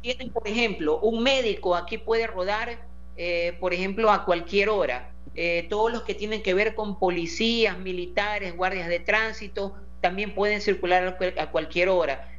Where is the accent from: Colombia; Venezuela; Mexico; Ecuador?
Ecuador; Guayaquil, Guayas; Como guayaquileño